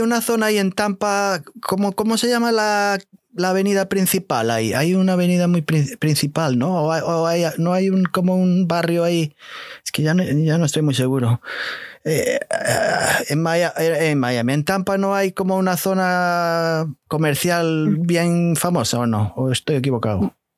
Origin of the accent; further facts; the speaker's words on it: Portugal; now in New Jersey, United States; soy portugués